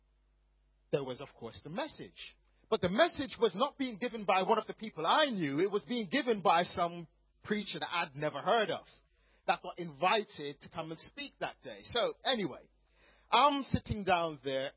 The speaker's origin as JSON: {"language": "English", "country": "Jamaica", "tie": "born or raised there", "also_born_or_lived": "Croydon, England", "moved": "as an adult", "lives_now": "England", "said": "I was actually born in Croydon, in Surrey. My parents are both Jamaican. They moved back to Jamaica when I was about 6 months old. So I grew up in Jamaica"}